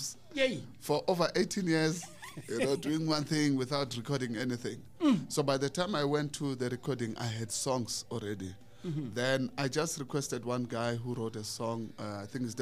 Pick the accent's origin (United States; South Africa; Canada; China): South Africa; Malamulele, Limpopo; I was born and raised there. In the village called Muchibizi, a small village.